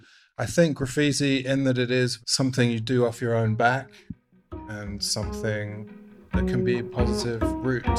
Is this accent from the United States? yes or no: no; London, United Kingdom; moved away; I'm from London in the UK originally.